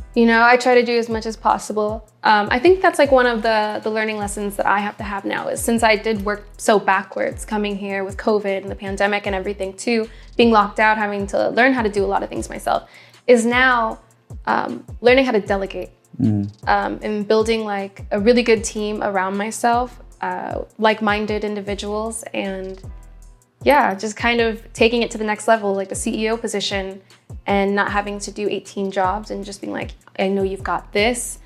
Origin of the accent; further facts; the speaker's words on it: Midwest, United States; now in Los Angeles, United States; I'm someone from the Midwest